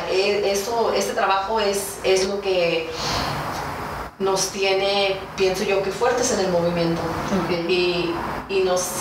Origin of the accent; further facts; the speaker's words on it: Mexico; sí soy mexicana porque tengo ciudadanía dual, ¿no?